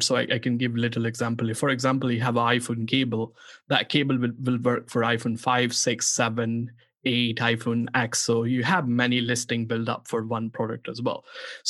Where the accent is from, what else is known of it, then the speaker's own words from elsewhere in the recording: Pakistan; born there; English is a second language; And also, as I was born in Pakistan